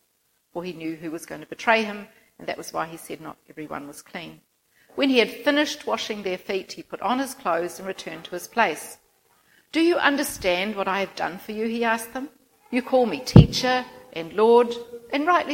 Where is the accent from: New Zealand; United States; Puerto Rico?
New Zealand; Christchurch, Canterbury; moved away as an adult; also born or lived in Philippines / Auckland; I'm originally from Christchurch, grew up there